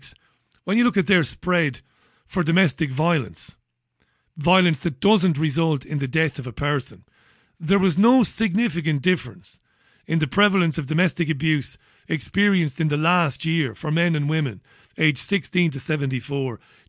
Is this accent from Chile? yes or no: no; Waterford, Munster, Ireland; when I was a kid, growing up in Ballybeg in Waterford